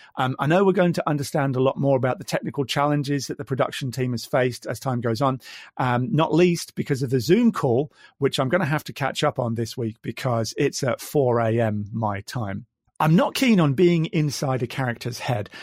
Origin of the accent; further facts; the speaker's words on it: Midlands, United Kingdom; now in Queensland, Australia; I've already said I'm from Australia, but originally I hail from the Midlands in the UK